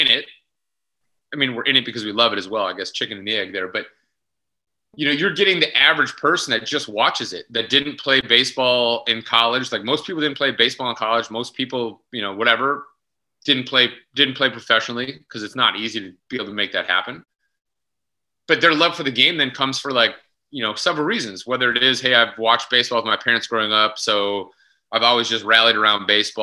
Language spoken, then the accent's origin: English; Midwest, United States; growing up in the Midwest and basically Bob's living my whole life in the Midwest